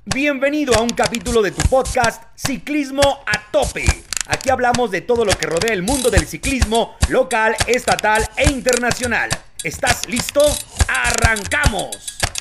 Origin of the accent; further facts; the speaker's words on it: Parral, Chihuahua, Mexico; now in Ciudad Juárez, Mexico; yo soy de Parral, beisbolero